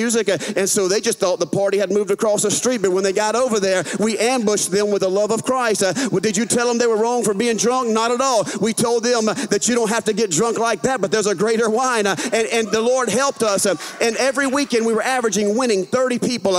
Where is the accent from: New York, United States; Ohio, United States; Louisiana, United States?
Louisiana, United States; accent: southern; I'm from a northern state, Louisiana